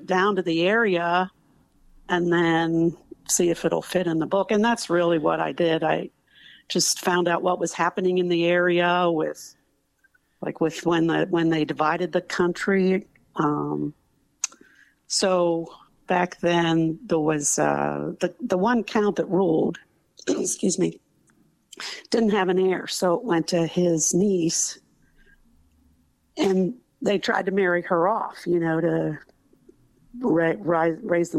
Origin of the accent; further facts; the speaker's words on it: United States; as an American